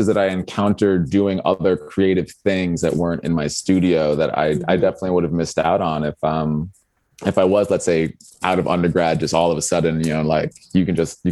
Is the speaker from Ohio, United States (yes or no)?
no; New York, United States; moved away as an adult; also born or lived in Detroit; now in Chicago, United States; I'm from New York, and I moved to Detroit in the beginning of 2016.